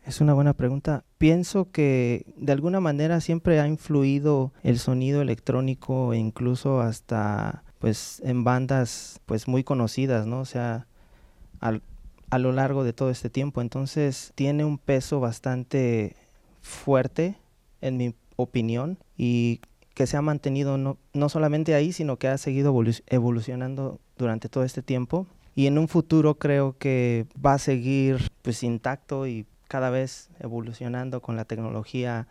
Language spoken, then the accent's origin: Spanish; Mexico City, Mexico; yo soy ah, originario de la Ciudad de México